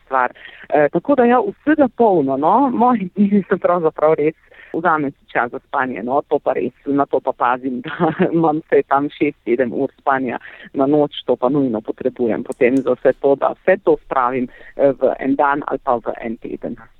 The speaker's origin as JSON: {"language": "Slovenian", "region": "Carinthia", "country": "Slovenia", "also_born_or_lived": "Ljubljana", "said": "prihajam iz Koroške, se pravi severnega"}